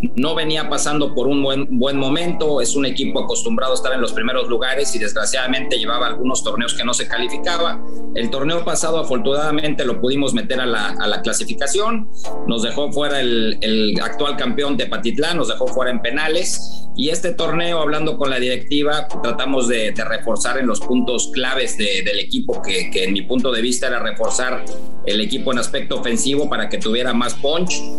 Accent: Mexico; nosotros como técnicos mexicanos

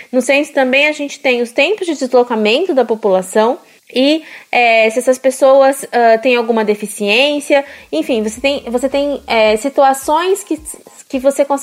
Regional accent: Mossoró, Rio Grande do Norte, Brazil; Eu sou de Mossoró, no Rio Grande do Norte, e alguns dias eu vou de carro para o meu trabalho

